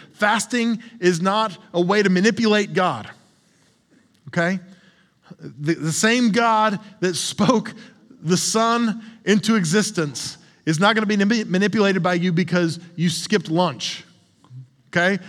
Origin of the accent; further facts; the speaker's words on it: the South, United States; I'm from the South